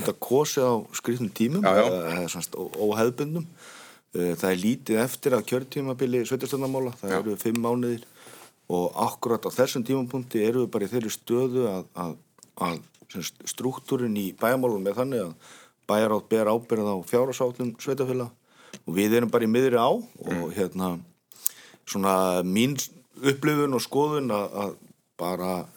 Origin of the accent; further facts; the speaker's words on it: Hafnarfjörður, Capital Region, Iceland; ég er uppalinn hafðfyrringur